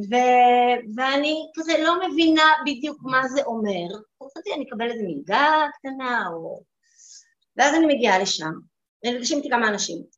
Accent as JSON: {"language": "Hebrew", "town": "Ramat Gan", "region": "Tel Aviv District", "country": "Israel", "tie": "born or raised there", "said": "גדלתי ברמת גן, בבית חילוני."}